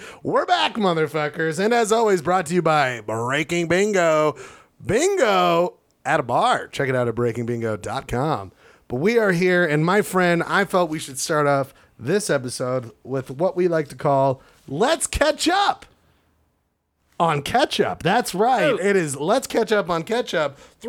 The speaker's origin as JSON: {"language": "English", "region": "East Coast", "country": "United States", "said": "Oh, no, I'm sorry. I'm from the East Coast."}